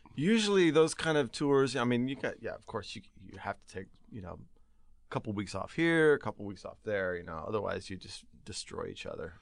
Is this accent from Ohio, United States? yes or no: no; Lakewood, California, United States; I'm from just outside of Long Beach, uh, town called Lakewood